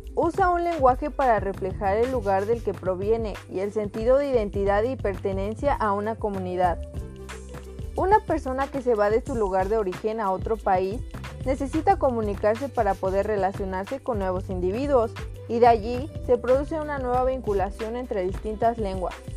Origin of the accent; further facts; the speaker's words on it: Mexico; más en el caso de nosotros como mexicanos